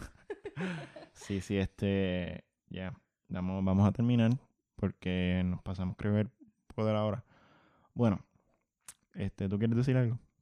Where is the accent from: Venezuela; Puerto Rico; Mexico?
Puerto Rico; yo soy de Monterrey